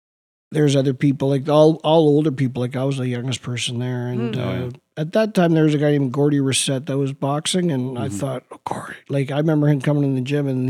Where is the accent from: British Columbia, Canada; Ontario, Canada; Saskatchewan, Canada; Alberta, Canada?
British Columbia, Canada; Vancouver; born or raised there; English is a second language; also born or lived in Spain